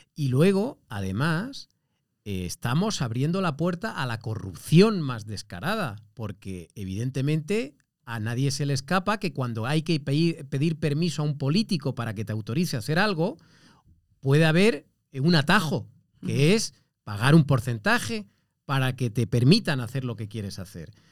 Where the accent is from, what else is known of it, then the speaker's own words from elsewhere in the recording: Andalusia, Spain; yo soy eh, andaluz